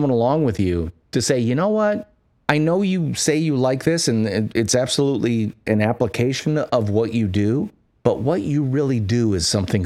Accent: Midwest, United States; I'm from the Midwest, where people are very feet on the ground

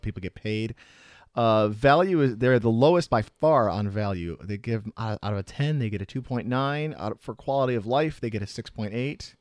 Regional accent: Chicago, Illinois, United States; now in Tampa, United States; I'm from the Chicago area

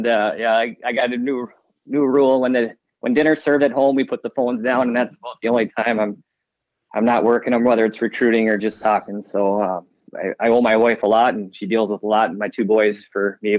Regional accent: Rosemount, Minnesota, United States; I grew up in Rosemont, Minnesota.

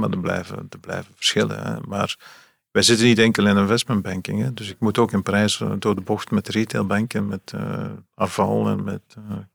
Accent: Ghent, Flanders, Belgium; In Gent. Gent, in de stad.

